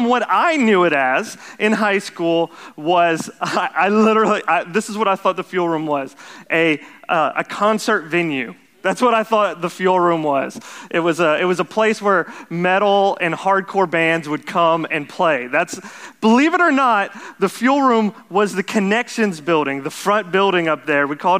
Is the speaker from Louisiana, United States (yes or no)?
yes; Jennings, Louisiana, United States; also born or lived in Lafayette, Louisiana; I grew up here in Jennings. I don't know if you guys know that, but born in Lafayette, but raised here in Jennings my whole life.